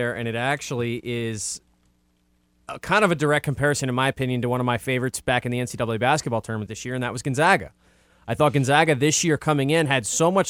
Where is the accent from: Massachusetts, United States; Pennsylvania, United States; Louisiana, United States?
Massachusetts, United States; Boston; Like I'm from Boston.